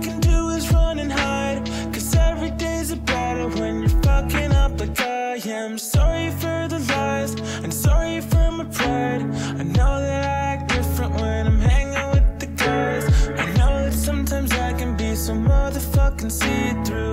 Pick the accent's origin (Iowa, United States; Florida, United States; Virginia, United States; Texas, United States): Virginia, United States; originally from my home state here, Virginia